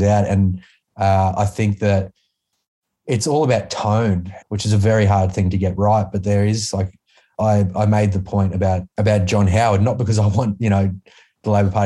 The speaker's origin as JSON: {"language": "English", "region": "Queensland", "country": "Australia", "tie": "born or raised there", "said": "I came from Queensland and like growing up with something like State of Origin"}